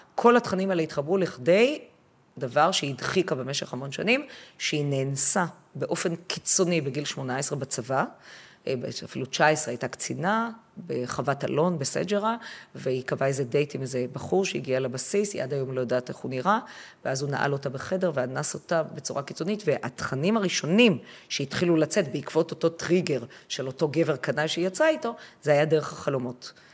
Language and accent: Hebrew; Haifa, Haifa District, Israel; אני הייתי אז כבר בת חמש, ואנחנו גרנו בחיפה